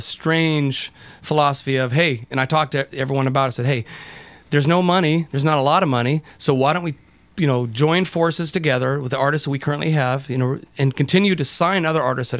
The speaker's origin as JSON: {"language": "English", "town": "Tacoma", "region": "Washington", "country": "United States", "said": "I'm from Tacoma"}